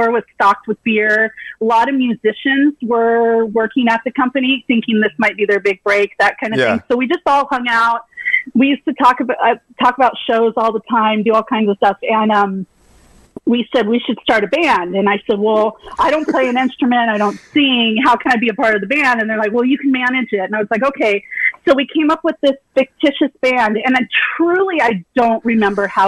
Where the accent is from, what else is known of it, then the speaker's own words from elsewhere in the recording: Lakewood, California, United States; moved away as an adult; now in San Diego, United States; I grew up in Lakewood, California, which I basically always tell people it's Long Beach because no one has ever heard of Lakewood